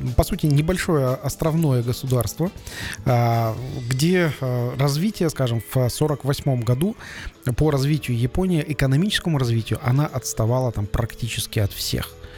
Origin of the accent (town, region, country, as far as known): Kazakhstan